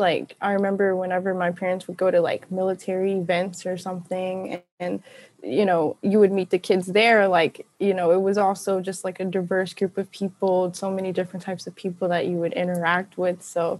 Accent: Southern United States, United States; I definitely claim being like a Southerner. So

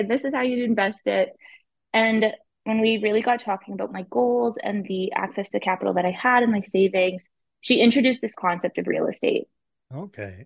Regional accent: Ottawa, Ontario, Canada; I'm born and raised in Ottawa, Ontario.

